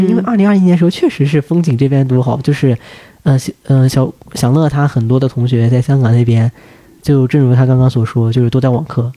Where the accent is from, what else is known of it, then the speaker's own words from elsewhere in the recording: Anhui, China; moved away as an adult; now in Beijing, China; 我自己也是来自安徽这样一个，嗯。呃，内陆省份